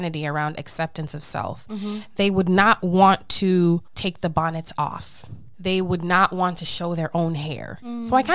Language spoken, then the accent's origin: English; Jamaica; I am a Jamaican Leo.